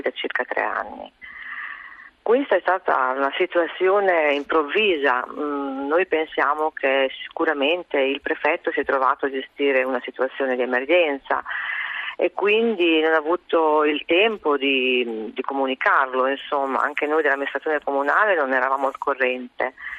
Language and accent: Italian; Goro, Emilia-Romagna, Italy; io sono di Goro, io sono nata a Goro e ho 50 anni, ho sempre abitato a Goro.